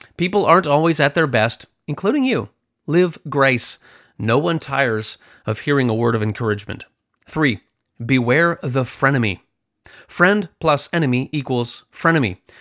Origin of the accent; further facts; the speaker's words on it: Canada; I'm from Canada, so there is a lot of snow and ice